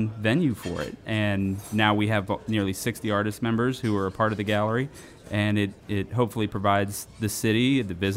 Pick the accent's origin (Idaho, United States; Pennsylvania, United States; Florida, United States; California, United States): Florida, United States; Miami; now in Baton Rouge, United States; I'm originally from Miami